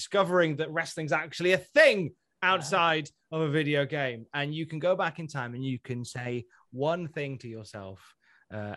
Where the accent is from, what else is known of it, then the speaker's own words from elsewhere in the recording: West Midlands, United Kingdom; now in North East England, United Kingdom; I'm originally from the West Midlands and I moved up to the northeast of England